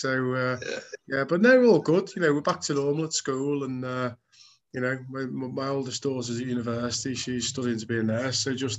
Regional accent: Birkenhead, North West England, United Kingdom; I grew up on the Wirral, which is where now I'm settled again. Grew up in Birkenhead, well, just, you know, just not far from Tranmere Rovers ground.

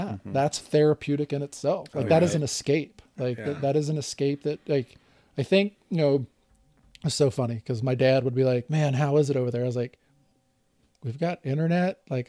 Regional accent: Louisiana, United States; We're both from Louisiana, and they made a gumbo.

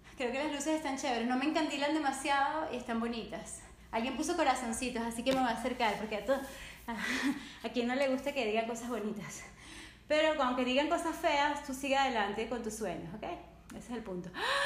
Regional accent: Caracas, Capital District, Venezuela; yo nací en Caracas, Venezuela y amo el español

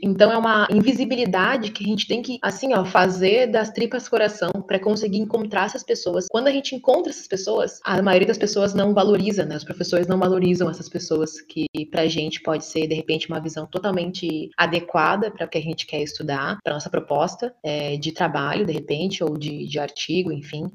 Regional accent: Bagé, Rio Grande do Sul, Brazil; eu sou do sul do estado, sou de Bagé

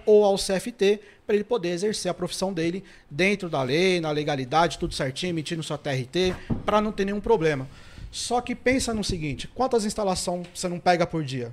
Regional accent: São Paulo, Brazil; eu sou da ZL

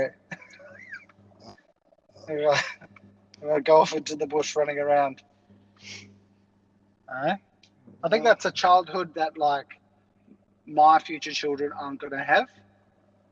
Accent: Zululand, Valley of a Thousand Hills, KwaZulu-Natal, South Africa; where we grew up in, in the kingdom of Zululand

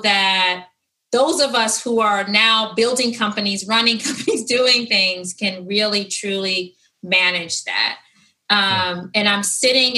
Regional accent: Detroit, Michigan, United States; moved away; when I grew up in Detroit

